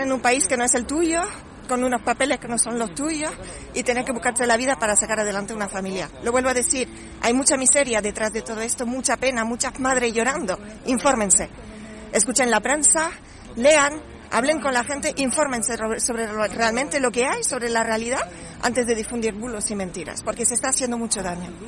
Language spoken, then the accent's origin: Spanish; France; now in Lanzarote, Spain; soy francesa